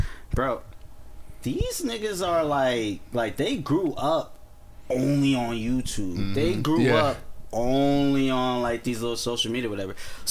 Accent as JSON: {"language": "English", "town": "Inglewood", "region": "California", "country": "United States", "said": "I'm also from Inglewood."}